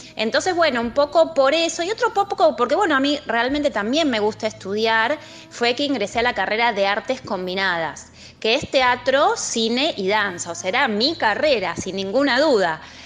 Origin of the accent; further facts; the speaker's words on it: Ituzaingó, Buenos Aires Province, Argentina; yo nací en Capital Federal, eh, pero viví muchísimos años en el Gran Buenos Aires, en una localidad que se llama Ituzaingó.